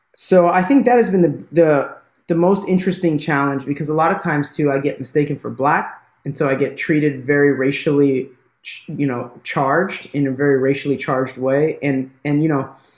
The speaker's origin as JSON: {"language": "English", "country": "United States", "tie": "born or raised there", "accent": "American", "said": "i have an american accent and I'm from America"}